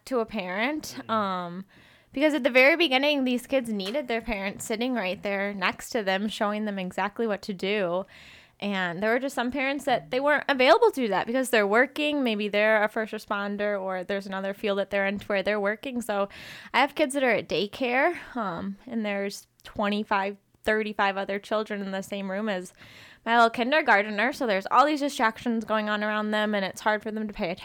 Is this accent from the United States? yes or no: yes; Illinois, United States; moved away as an adult; now in Arizona, United States; I'm originally from Illinois, but I came to Arizona for school